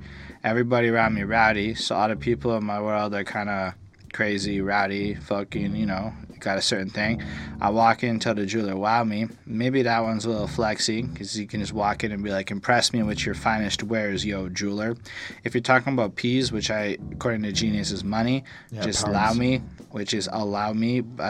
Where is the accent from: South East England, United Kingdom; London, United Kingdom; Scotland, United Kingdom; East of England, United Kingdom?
London, United Kingdom; Streatham; I grew up in Streatham.